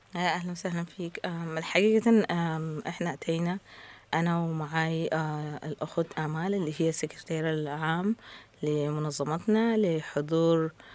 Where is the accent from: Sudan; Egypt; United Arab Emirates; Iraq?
Sudan; نحن كناس آه، من السودان